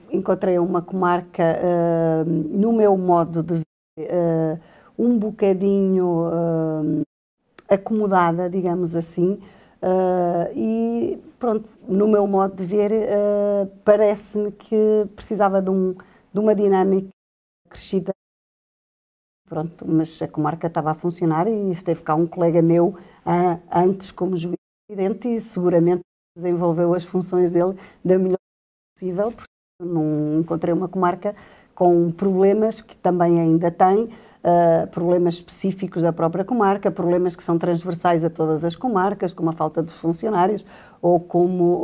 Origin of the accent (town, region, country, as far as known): Vila Real, Norte, Portugal; born or raised there; moved away as an adult; also born or lived in Lisbon